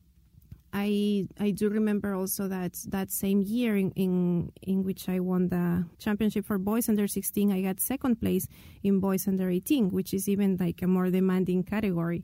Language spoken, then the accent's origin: English; Lima, Peru; I'm from Lima, Peru, the capital city